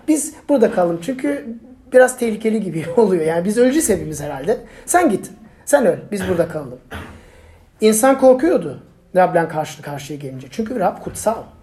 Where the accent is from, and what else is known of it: Turkey